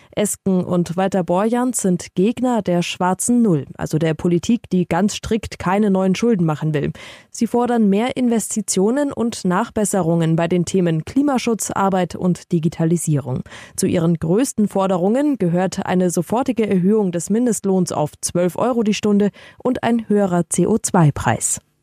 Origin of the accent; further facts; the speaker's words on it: Munich, Bavaria, Germany; als Münchner